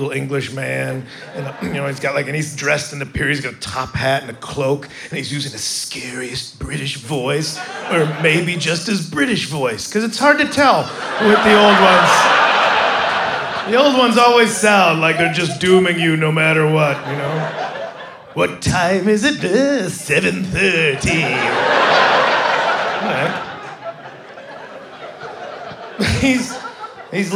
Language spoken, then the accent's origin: English; United States; I'm from America